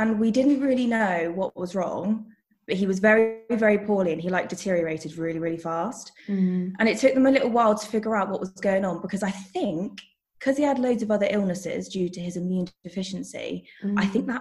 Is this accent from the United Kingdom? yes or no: yes; Devon, South West England, United Kingdom; now in London, United Kingdom; I'm originally from Devon, but at the moment I live in London